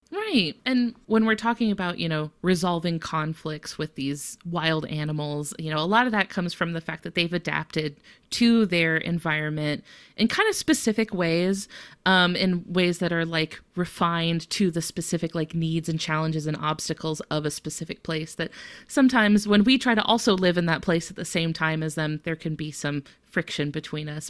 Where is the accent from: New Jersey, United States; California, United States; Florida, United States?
Florida, United States; I'm from Florida